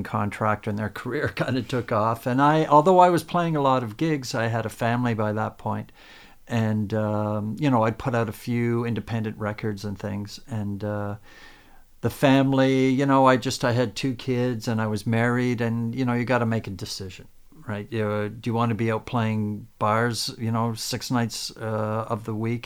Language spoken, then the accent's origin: English; Woodbridge, Ontario, Canada; now in Inglewood, Canada; I grew up in Woodbridge, which is not too far from here. It's north of Toronto